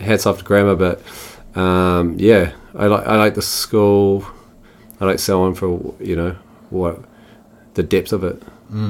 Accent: Havelock North, Hawke's Bay, New Zealand; also born or lived in Christchurch; Born in Christchurch. Moved out of there when I was 8. Moved with my family, went to the Hawke's Bay. Then a place called Havelock North

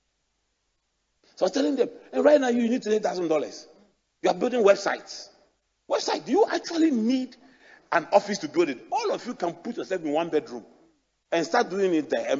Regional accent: Accra, Greater Accra, Ghana; I grew up in Adabraka

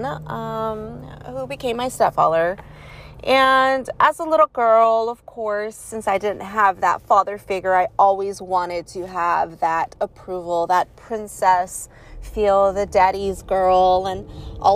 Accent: California, United States; also born or lived in Georgia / Florida / Kuwait; I was born here in California. That is where I am currently living at.

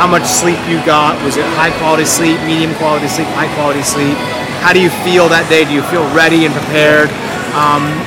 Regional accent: Seattle, Washington, United States; I'm from Washington State, from Seattle

